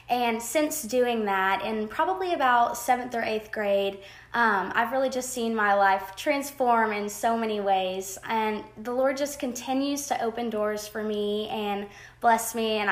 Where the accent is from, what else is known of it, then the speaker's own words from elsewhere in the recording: Mobile, Alabama, United States; moved away as an adult; now in Oxford, United States; Um, I'm from Mobile, Alabama originally